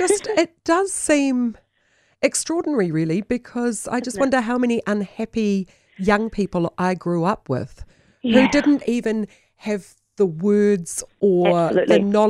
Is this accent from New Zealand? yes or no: yes; New Zealand; also born or lived in Pukekohe / Tokoroa / Tūrangi / Waihi; growing up in Pukekohe Tokoroa Tūrangi Waihi, I just, in the 70s